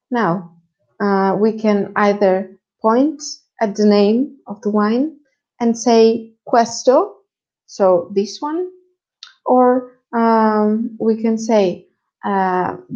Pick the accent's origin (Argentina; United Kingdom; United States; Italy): Italy; I am an English teacher and I am from Italy.